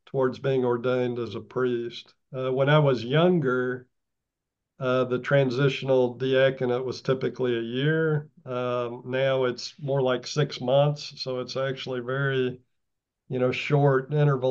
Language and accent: English; Austin, Texas, United States; now in Massachusetts, United States; I was born and grew up in Austin, Texas